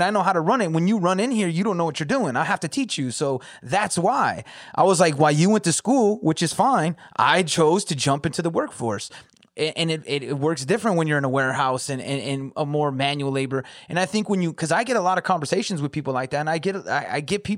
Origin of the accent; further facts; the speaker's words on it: California, United States; also born or lived in Metro Detroit, Michigan; now in Detroit, United States; I'm from Cali, so it doesn't seem, that's where I'm originally from